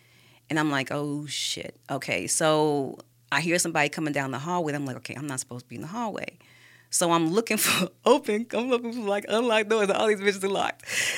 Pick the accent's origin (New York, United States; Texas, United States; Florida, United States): Florida, United States; Tampa; also born or lived in St. Petersburg, Florida, United States; I love Florida. I grew up in Florida, in Tampa, and St. Pete. And so most of my family and friends are down there as well.